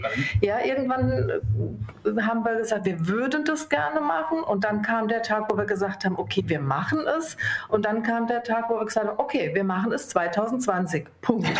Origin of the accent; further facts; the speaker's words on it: Rhine-Main area, Hesse, Germany; ich bin im Rhein-Main-Gebiet aufgewachsen